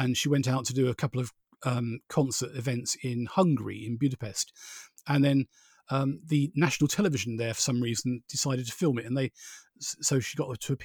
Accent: Borehamwood, East of England, United Kingdom; I grew up in Boreham Wood, which is basically generally known around the world as Elstree

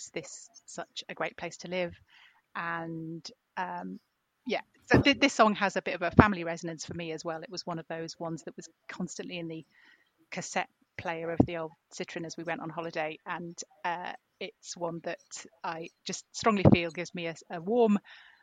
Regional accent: York, Yorkshire and the Humber, United Kingdom; now in St Albans, United Kingdom; I'm originally from York, so I've come from one Roman city to another, from Eboracum to Verulamium

